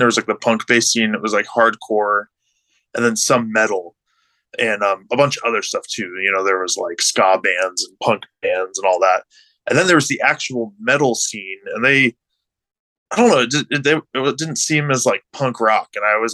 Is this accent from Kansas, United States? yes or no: no; Tucson, Arizona, United States; I grew up in Tucson